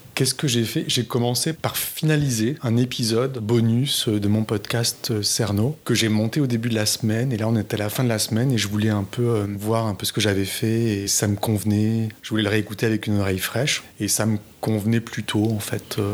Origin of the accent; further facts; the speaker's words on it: southern France, France; je viens du sud de la France je sais qu'on fait certaines fautes, euh, certaines fautes culturelles en fait euh, dans la région où je viens, que mes parents faisaient